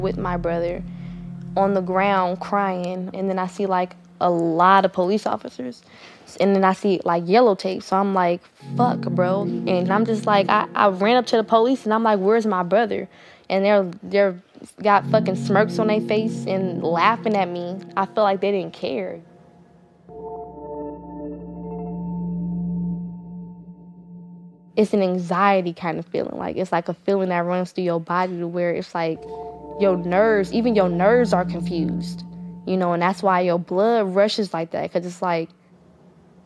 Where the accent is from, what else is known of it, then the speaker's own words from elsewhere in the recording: Oakland, California, United States; I'm from East Oakland, California.